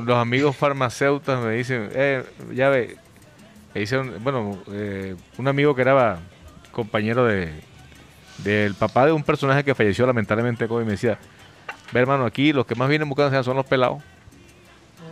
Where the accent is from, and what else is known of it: Barranquilla, Atlántico, Colombia